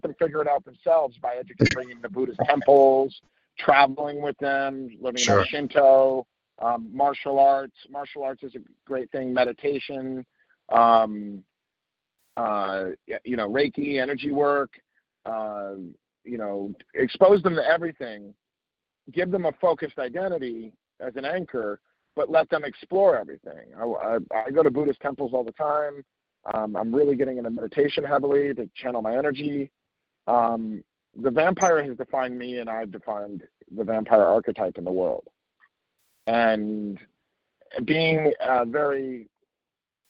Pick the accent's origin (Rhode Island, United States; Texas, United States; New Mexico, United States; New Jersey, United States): New Jersey, United States; also born or lived in Dubai; I grew up in New Jersey and spent some time in Dubai when I was a kid